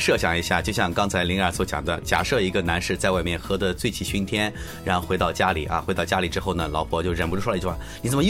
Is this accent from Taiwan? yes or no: no; China; 嗯，这又带来另外一个我们中国人非常欠缺的一个问题。